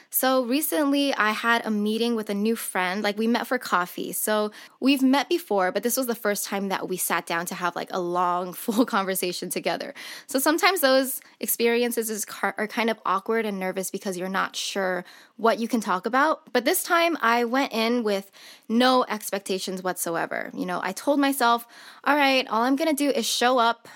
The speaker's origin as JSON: {"language": "English", "region": "Southern California", "country": "United States", "tie": "born or raised there", "said": "I'm born and raised in Southern California"}